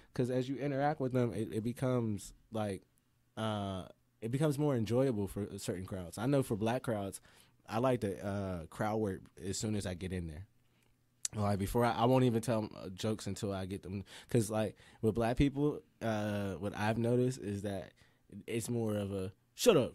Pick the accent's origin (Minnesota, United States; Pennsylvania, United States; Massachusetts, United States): Pennsylvania, United States; Pittsburgh; I'm from the Mon Valley region of Pittsburgh